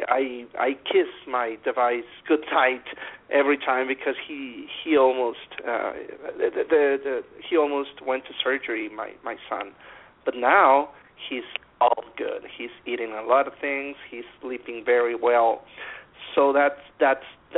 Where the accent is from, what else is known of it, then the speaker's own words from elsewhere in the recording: near Monterrey, Nuevo León, Mexico; I am a certified dentist in Mexico. It's in my hometown. It's near Monterrey, Mexico, in the northern part of it.